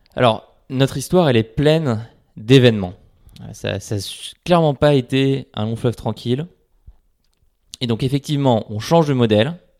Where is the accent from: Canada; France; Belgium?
France; Paris, Île-de-France; j'habite à Paris, je suis né à Paris et j'ai grandi à Paris